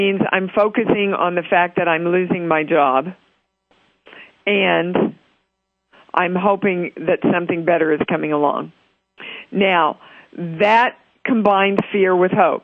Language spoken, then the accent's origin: English; Kansas, United States; Kansas is my home state.